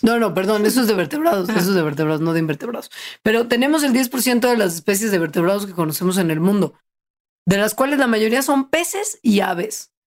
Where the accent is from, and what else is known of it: Mexico